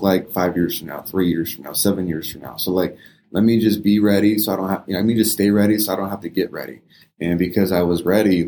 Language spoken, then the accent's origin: English; California, United States; now in Las Vegas, United States; I grew up in California